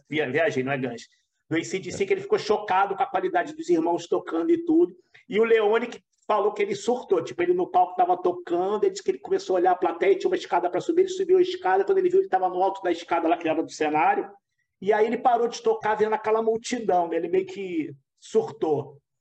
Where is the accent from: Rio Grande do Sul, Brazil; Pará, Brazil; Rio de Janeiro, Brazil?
Rio de Janeiro, Brazil; eu sou do Rio